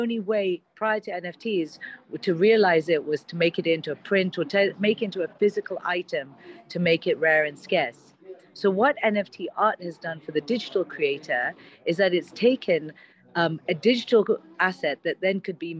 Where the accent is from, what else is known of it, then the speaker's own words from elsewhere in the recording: Kenya; now in Dubai, United Arab Emirates; I was actually born and brought up in Kenya